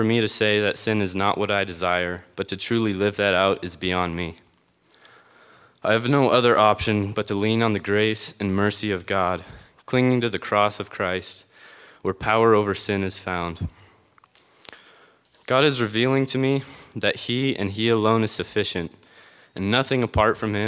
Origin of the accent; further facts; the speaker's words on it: Conrad, Montana, United States; I was born and raised in Conrad, Montana.